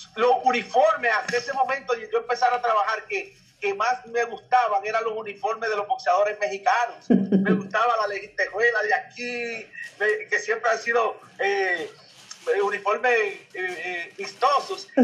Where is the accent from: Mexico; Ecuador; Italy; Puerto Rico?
Puerto Rico; Isabela; mi pueblo de Isabela